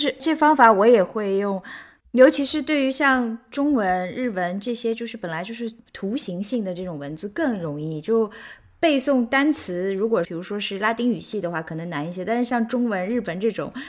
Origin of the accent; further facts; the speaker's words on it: Shanghai, China; 上海第一件事儿得给我妈用上海话无间断的对话半个小时，我才能把我的上海话给找补回来。真的是这样，不然的话，我我说出来是有口音的。